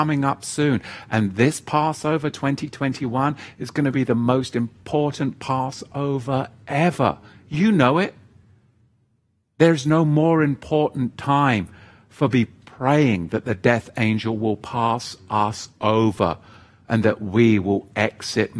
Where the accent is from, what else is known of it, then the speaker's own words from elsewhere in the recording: England, United Kingdom; I grew up in England, the Church of England. And where I grew up, in the village that I grew up, as with many villages in England